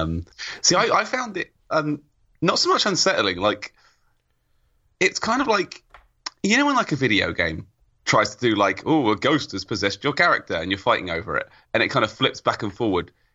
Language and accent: English; England, United Kingdom; I'm from England